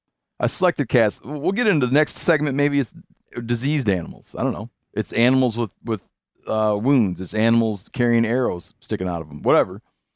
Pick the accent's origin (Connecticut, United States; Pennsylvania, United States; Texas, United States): Connecticut, United States; You see, my home state is in Connecticut.